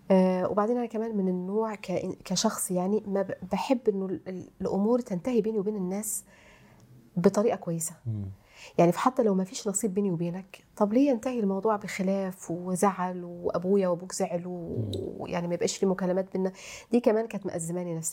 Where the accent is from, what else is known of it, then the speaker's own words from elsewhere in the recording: Egypt; الكلمه دي عندنا في مصر